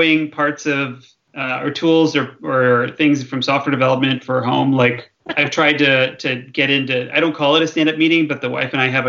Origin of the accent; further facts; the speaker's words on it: southeastern Michigan near Detroit, United States; now in Bay Area, United States; I grew up in southeastern Michigan near Detroit, a little ways from Ann Arbor